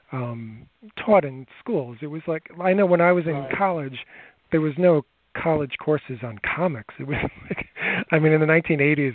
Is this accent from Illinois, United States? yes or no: no; Long Island, New York, United States; I grew up here on Long Island in New York